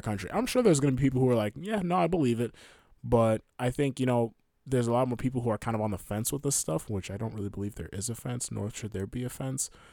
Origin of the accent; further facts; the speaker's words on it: United States; I'm an American